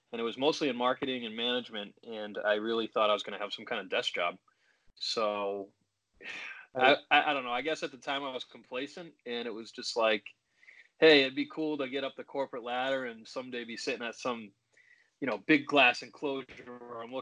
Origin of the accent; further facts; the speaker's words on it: Oxford, Massachusetts, United States; also born or lived in Webster, Massachusetts; I grew up briefly in Webster. I lived, and then I grew up in Oxford, Mass, kind of raised in Oxford